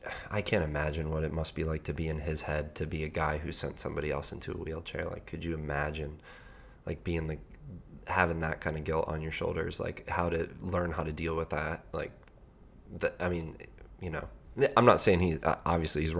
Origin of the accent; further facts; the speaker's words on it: Colorado, United States; I'm from Colorado